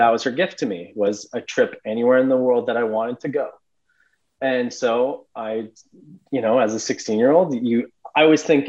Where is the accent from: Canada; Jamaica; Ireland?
Canada; Edmonton, Alberta; I would visit the Cayman Islands every winter, like I said, growing up in Edmonton till I was 6 years old.